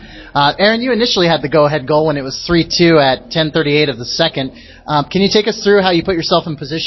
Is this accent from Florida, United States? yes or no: no; Colorado Springs, Colorado, United States; I grew up in Colorado Springs